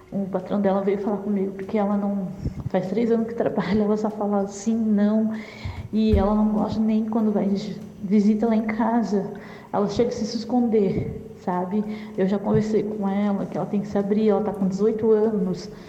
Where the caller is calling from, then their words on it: Florianópolis, Santa Catarina, Brazil; Luz, eu sou de Florianópolis